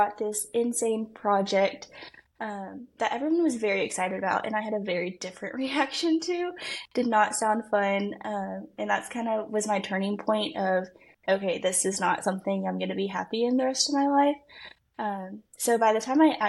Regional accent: Allen, Texas, United States; accent: Texan; now in Waco, United States; I grew up in Allen, Texas.

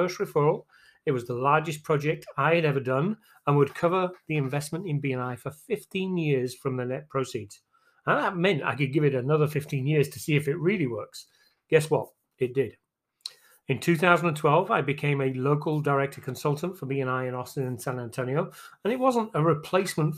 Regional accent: England, United Kingdom; moved away as an adult; now in Texas, United States; I'm originally from England. I moved to Texas in December 2000

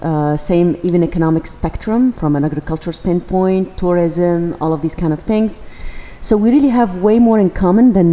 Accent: Tunisia; I come from Tunisia

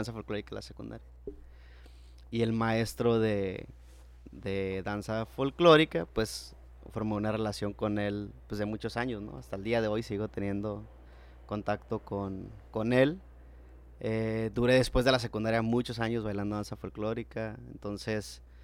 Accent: Mexico; yo soy nacido en México

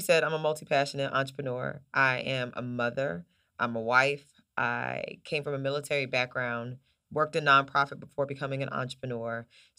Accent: Oklahoma City, Oklahoma, United States; also born or lived in Charlotte, North Carolina; So I was raised between Oklahoma City, Oklahoma, and North Carolina, Charlotte, North Carolina.

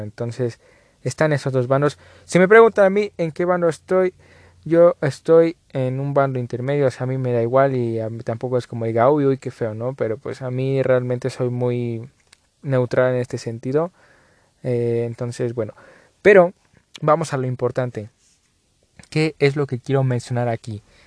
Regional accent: Mexico; aquí en México

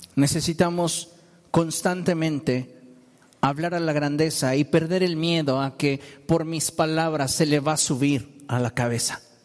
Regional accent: Mexico

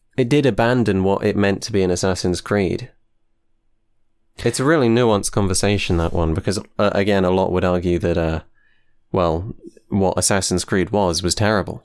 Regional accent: United Kingdom; I am from the U K

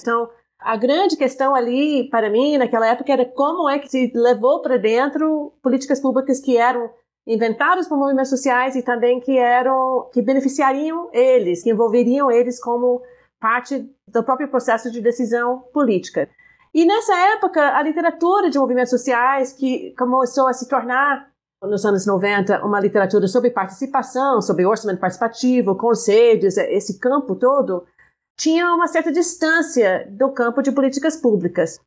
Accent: United States; Portuguese is a second language; moved away as an adult; now in Brazil; sou dos Estados Unidos

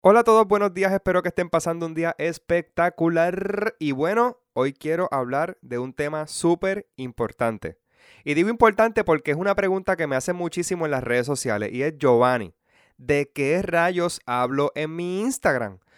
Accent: Puerto Rico; puertorriqueños de toda la isla o solamente a mi pueblo y pueblos cercanos

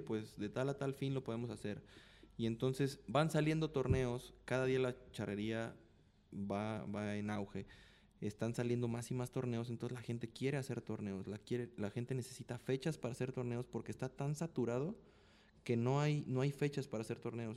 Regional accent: Mexico; yo soy de México. Me queda seis horas de aquí de Guadalajara a mi casa.

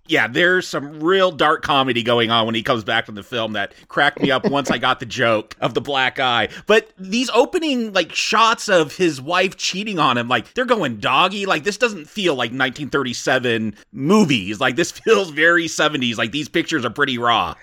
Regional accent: California, United States; I growing up in California

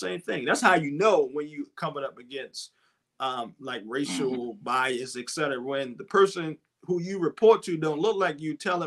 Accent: Baltimore, Maryland, United States; I grew up in West Baltimore

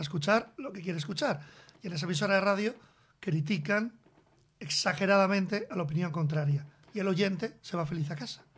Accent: Biscay, Basque Country, Spain; los dos somos del Cantábrico, aunque yo soy de Vizcaya

